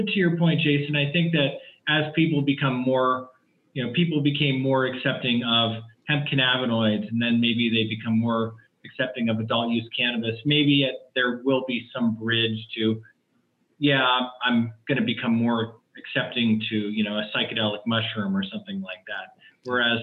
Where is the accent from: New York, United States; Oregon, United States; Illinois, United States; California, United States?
California, United States; Palo Alto; I grew up in the Bay Area, California. I graduated high school in Palo Alto.